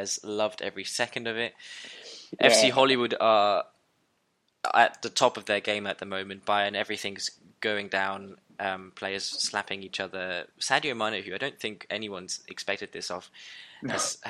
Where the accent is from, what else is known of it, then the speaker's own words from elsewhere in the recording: German part of Switzerland, German-speaking Switzerland, Switzerland; where I grew up in the German part of Switzerland